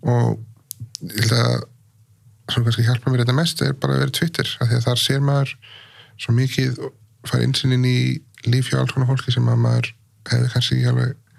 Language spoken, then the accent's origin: Icelandic; Iceland; ólst upp á Íslandi